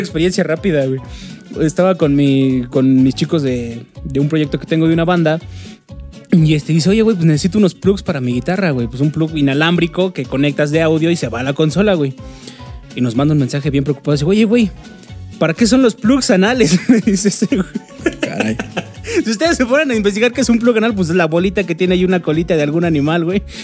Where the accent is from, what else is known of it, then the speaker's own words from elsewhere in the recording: Mexico; como mexicanos tenemos ese gran defecto de que nos caga leer